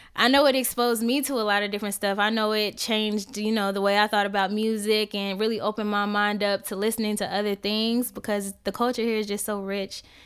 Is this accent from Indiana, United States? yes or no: yes; Indiana, United States; moved away as an adult; now in Atlanta, United States; where I'm from, I'm from Indiana. Um, a lot of the girls were getting pregnant before we even got out of high school